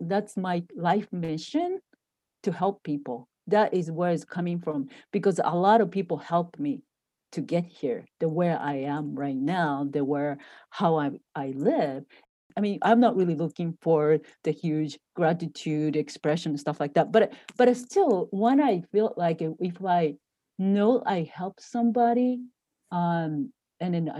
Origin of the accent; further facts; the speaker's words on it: Japan; moved away as an adult; now in United States; I grew up in Japan